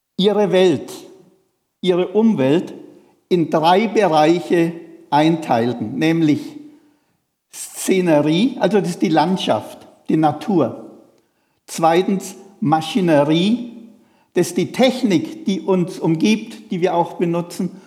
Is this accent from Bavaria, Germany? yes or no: yes; Feuchtwangen, Bavaria, Germany; moved away; in der Sparkasse in Feuchtwangen, wo ich herkomme